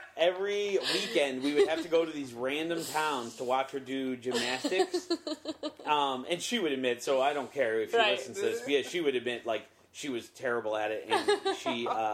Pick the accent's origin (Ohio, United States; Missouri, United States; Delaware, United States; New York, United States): Ohio, United States; Cleveland; I grew up in a pretty football crazed part of the country in Ohio. For me, I grew up in Cleveland